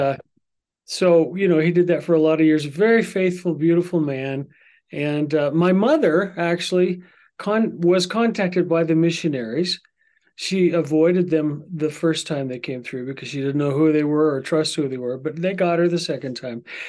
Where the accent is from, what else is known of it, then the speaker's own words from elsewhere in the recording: Vermont, United States; I was born in Vermont, December twelfth